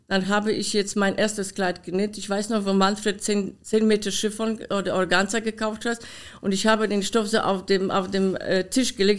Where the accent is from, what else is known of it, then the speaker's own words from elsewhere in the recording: Poland; German is a second language; now in Germany; meinen Akzent kann ich nicht loswerden, leider. Ich bin in Polen geboren